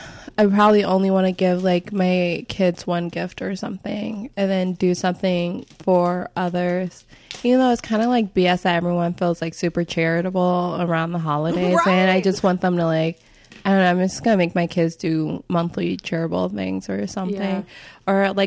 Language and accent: English; Midwest, United States; since growing up in the Midwest, and then we had like white winters, everything seemed super normal that I would see on TV.